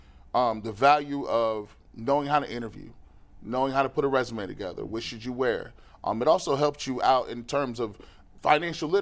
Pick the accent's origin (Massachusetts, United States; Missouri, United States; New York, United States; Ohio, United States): Ohio, United States; Stark County; There was a program that I grew up on with in Stark County